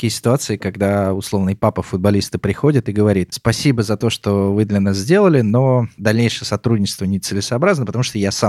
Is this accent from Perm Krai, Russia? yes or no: no; Ramenskoye, Moscow Oblast, Russia; Мне, как уроженцу Раменского